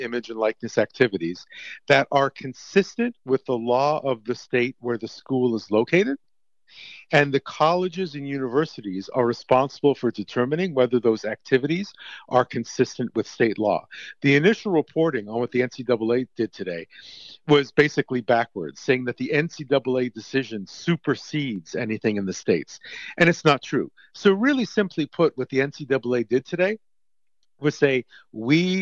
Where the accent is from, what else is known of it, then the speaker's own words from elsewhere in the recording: Montreal, Quebec, Canada; moved away; I just returned to my hometown last year after not having lived in Montreal for about 30 years.